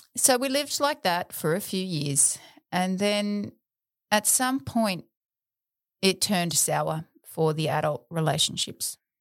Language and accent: English; South Australia, Australia; also born or lived in Adelaide; I was born on May nineteenth, nineteen seventy-eight, in Adelaide, South Australia. I spent the first eight years of my life in Adelaide, and then as a young girl, my family moved to rural outback South Australia.